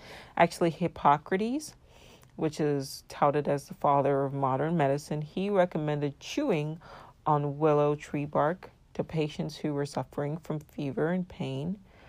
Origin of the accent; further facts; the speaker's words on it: Nigeria; My regular listeners know I'm of Nigerian descent and I was born and raised in Nigeria. And even though I have not much of an accent